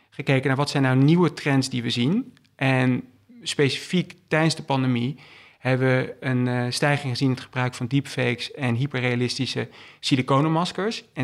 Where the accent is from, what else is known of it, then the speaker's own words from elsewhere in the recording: Utrecht, Netherlands; also born or lived in England / Belgium; Toen zijn we verhuisd naar Engeland. Vervolgens naar België. En ik heb het merendeel van mijn jeugd in Nederland doorgebracht. Um, heb de middelbare school in Utrecht gedaan.